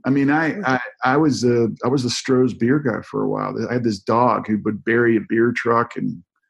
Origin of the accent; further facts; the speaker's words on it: United States; I grew up near the Chesapeake Bay.